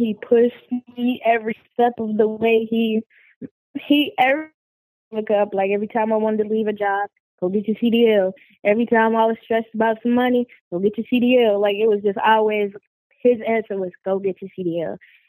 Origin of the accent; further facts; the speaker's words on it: Oklahoma, United States; also born or lived in Las Vegas, Nevada; I was born in Las Vegas, but raised in Oklahoma. So I have, you know, different sides of me. I have my Vegas side, my Oklahoma side, and I've moved many places in my life.